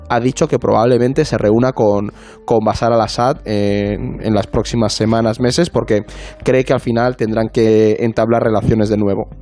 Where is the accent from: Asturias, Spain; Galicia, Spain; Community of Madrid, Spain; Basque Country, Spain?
Galicia, Spain; Como buena gallega